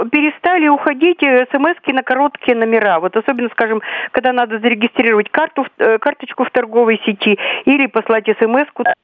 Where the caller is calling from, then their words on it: Perm, Perm Krai, Russia; Здравствуйте … я из Перми.